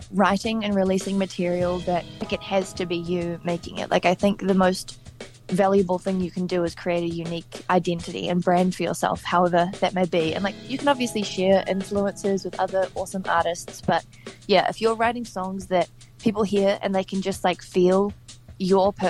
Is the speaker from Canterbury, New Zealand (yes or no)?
no; Hawke's Bay, New Zealand; I started working on the covers gig circuit when I was 12 years old in my hometown of Hawke's Bay